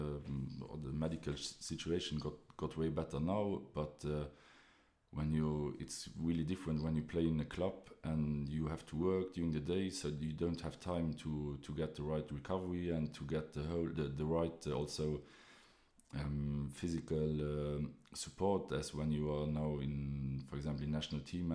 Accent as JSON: {"language": "English", "region": "Esch-sur-Alzette", "country": "Luxembourg", "said": "I'm originally here from Esch"}